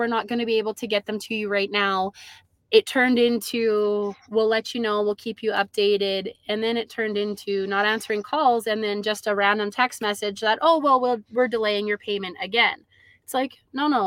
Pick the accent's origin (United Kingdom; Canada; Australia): Canada; Peace Country, Alberta; both myself and my husband have actually been born and raised in the Peace Country. So we're born and raised up here